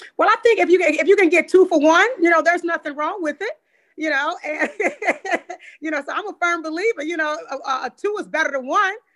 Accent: St. Louis, Missouri, United States; I come from the Doris Webby housing projects

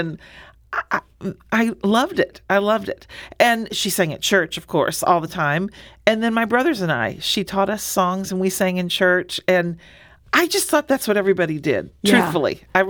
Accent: Springfield, Illinois, United States; born there; I was born in Springfield. My family is all from Southern Illinois, in Alexander and Jackson County

